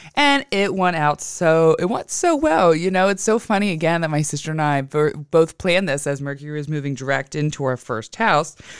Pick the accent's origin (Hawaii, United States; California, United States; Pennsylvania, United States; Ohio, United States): Pennsylvania, United States; Western; moved away as an adult; also born or lived in Pittsburgh; now in Philadelphia, United States; I went back to my hometown of Western P A. Believe it or not, I am a country girl